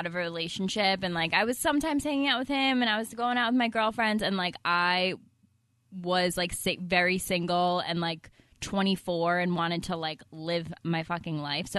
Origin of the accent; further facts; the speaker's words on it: Long Island, New York, United States; now in New York City, United States; I'm from Long Island